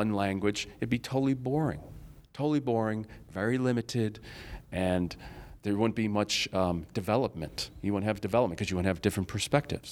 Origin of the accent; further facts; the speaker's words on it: Rochester, New York, United States; I'm from Rochester, New York